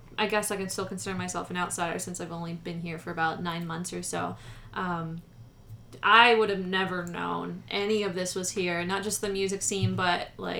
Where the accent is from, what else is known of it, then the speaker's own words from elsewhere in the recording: New Jersey, United States; moved away as an adult; now in Las Vegas, United States; Yeah, I was from South Jersey, so I was, like, around... farms and like the town